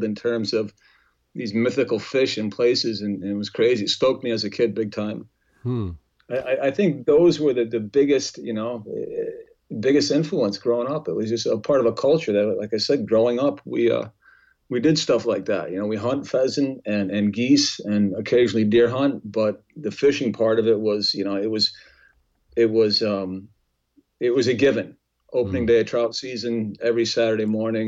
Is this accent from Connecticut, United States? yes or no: yes; Northern Connecticut, United States; growing up in Northern Connecticut